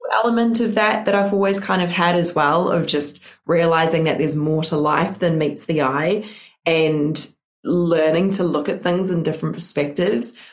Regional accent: New Zealand; I am not from Australia. I am from New Zealand

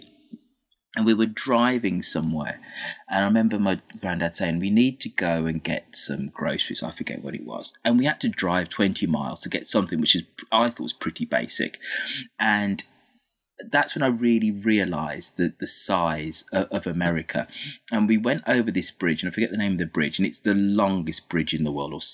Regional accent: Birmingham, West Midlands, United Kingdom; My hometown of Birmingham

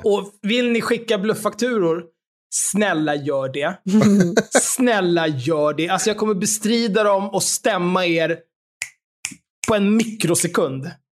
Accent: Stockholm, Stockholm County, Sweden; Jag är uppvuxen på Söder, där Eriksdalsbadet ligger

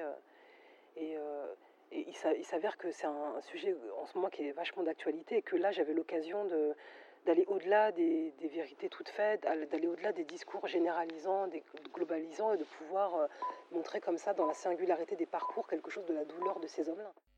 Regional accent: France; je suis français, je suis né en France

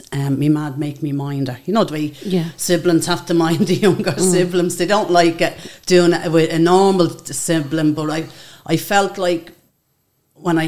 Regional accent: Dublin, Leinster, Ireland; also born or lived in England; I grew up in a block of flats just around the corner from the Spellman Centre. George Reynolds House

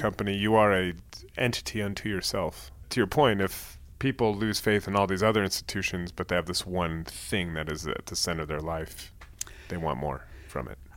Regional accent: Bay Area, California, United States; moved away as an adult; So I'm from the Bay Area. I lived abroad for many years, and then I just moved back a couple years ago

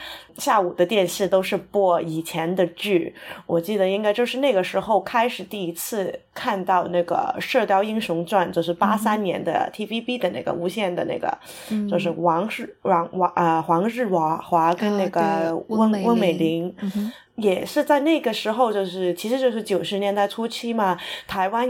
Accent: Hong Kong; first language Cantonese; Chinese is a second language; moved away; 我在香港出生长大，所以金庸的故事就是从小就已经在我这个生活的周围周围存在了。然后我是八十后

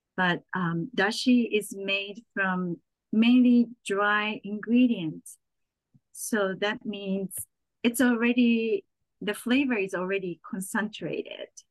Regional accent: Saitama, Japan; also born or lived in Tokyo, Japan; now in New York City, United States; I was born in Tokyo and grew up in Saitama, which is right next over.

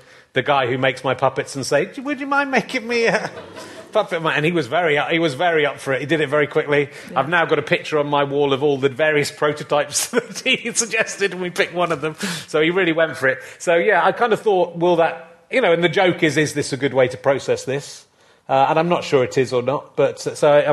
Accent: Yorkshire and the Humber, United Kingdom; moved away; I'm from Yorkshire originally

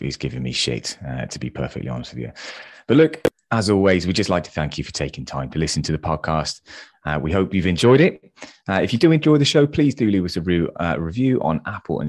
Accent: England, United Kingdom; we're English.

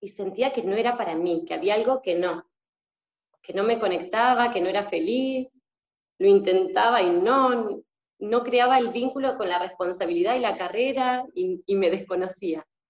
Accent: Argentina; moved away as an adult; now in Spain; soy argentina y actualmente estoy viviendo en España. Ya hace un año y medio

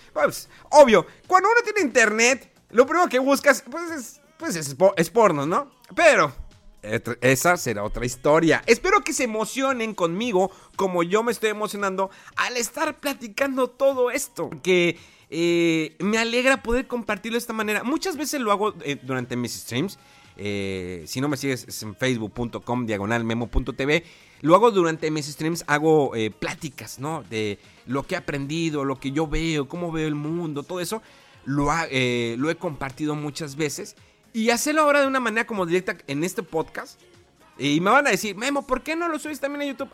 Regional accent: Mexico; Como buen mexicano

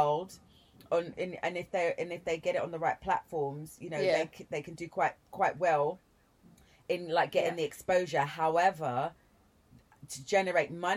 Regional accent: London, United Kingdom; I am from East London. I'm born in Hackney, grew up in East Ham, Forest Gate, Plaistow

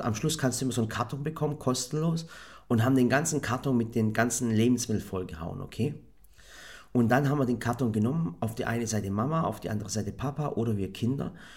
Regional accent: Germany; ich hatte natürlich eine Kindheit im Dorf

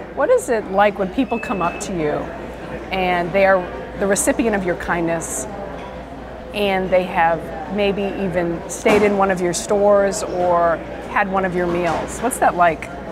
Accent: South of Boston, Massachusetts, United States; I'm an Irish South of Boston girl

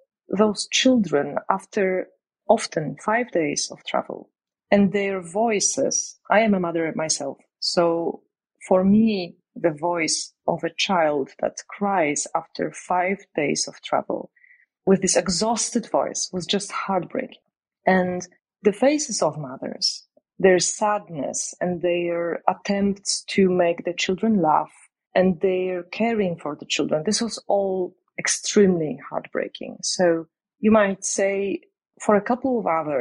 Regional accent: Poland; born or raised there

